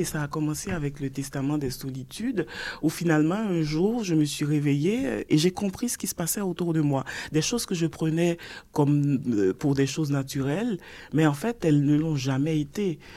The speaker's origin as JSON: {"language": "French", "town": "Port-au-Prince", "region": "Ouest", "country": "Haiti", "tie": "born or raised there", "said": "Je suis née à Port-au-Prince, ah. à l'hôpital public. Donc, je suis une Port-au-Princienne pure et dure"}